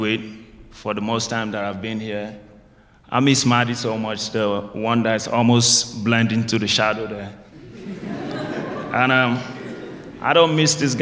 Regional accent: Nigeria; also born or lived in England; now in United States; I'm from Nigeria, West Africa

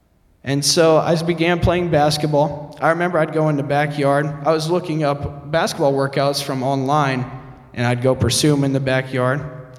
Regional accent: Fort Wayne, Indiana, United States; born there; also born or lived in Oceanside, California / Maryland; My journey dates back to January 6, 1995, where I was born in Fort Wayne, Indiana. My father was a Marine, and a few years after my birth, we moved to Oceanside, California, on another military base.

